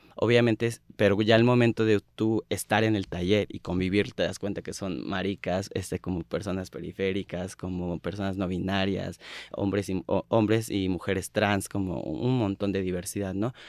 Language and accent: Spanish; State of Mexico, Mexico; yo soy del Estado de México, yo soy una marica, pues sí, rural